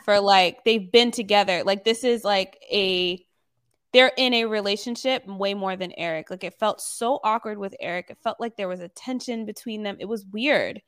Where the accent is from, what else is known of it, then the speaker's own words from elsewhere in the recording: the South, United States; I was raised mainly in the South